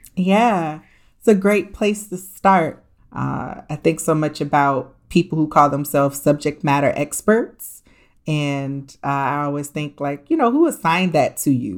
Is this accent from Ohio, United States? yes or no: yes; Columbus, Ohio, United States; moved away; also born or lived in New York / Washington, D.C.; I was born and raised in Columbus, Ohio. So everywhere I go, I tell everybody I'm just an Ohio girl